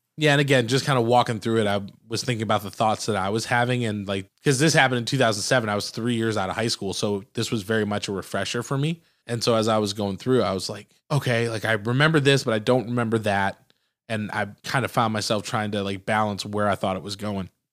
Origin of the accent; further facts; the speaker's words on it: Michigan, United States; my home state in Michigan